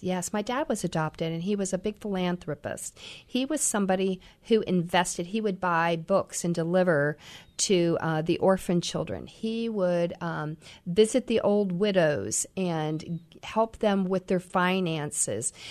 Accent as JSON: {"language": "English", "town": "Troy", "region": "Ohio", "country": "United States", "tie": "born or raised there", "also_born_or_lived": "Missouri", "moved": "yes", "lives_now": "Columbus, United States", "said": "I grew up in Ohio"}